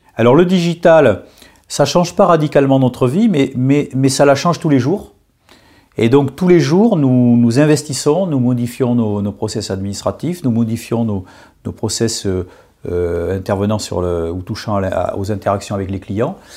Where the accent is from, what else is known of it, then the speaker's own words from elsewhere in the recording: Bordeaux, Nouvelle-Aquitaine, France; moved away as an adult; now in Paris, France; j'ai quitté ma province, j'ai quitté, mon beau Bordeaux pour aller à Paris